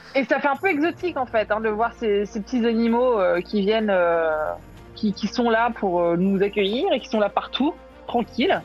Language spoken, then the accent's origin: French; France; on est français